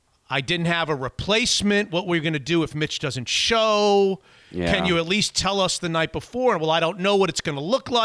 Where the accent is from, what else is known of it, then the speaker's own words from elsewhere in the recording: Florida, United States; moved away; also born or lived in Syracuse, New York / Washington, D.C.; I'm a guy from Florida